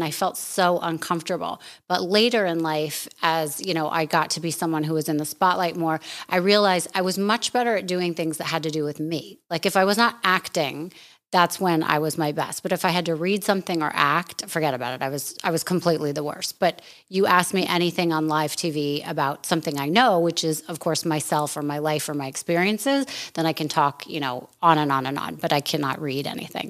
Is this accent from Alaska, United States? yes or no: yes; Anchorage, Alaska, United States; now in Florida, United States; I grew up in Anchorage, Alaska.